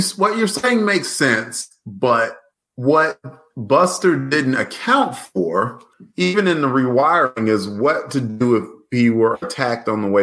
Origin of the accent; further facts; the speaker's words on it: Alabama, United States; I'm from Alabama